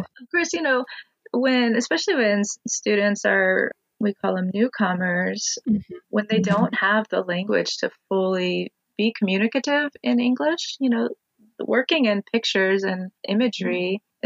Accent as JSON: {"language": "English", "region": "Montana", "country": "United States", "tie": "born or raised there", "moved": "as an adult", "lives_now": "Olympia, United States", "said": "I was born in Montana and consider Montana home."}